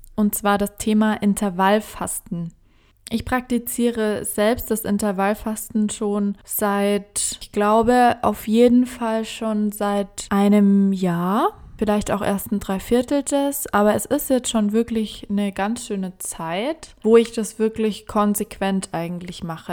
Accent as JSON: {"language": "German", "country": "Germany", "said": "als Deutsche"}